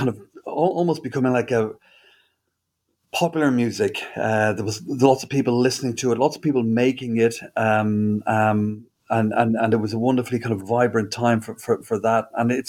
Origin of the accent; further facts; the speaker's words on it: Dublin, Leinster, Ireland; moved away as an adult; I grew up in Dublin, and I lived there until I was about 20.